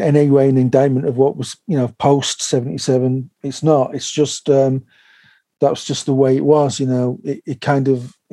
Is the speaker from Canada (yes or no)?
no; Manchester, North West England, United Kingdom; I grew up in North Manchester.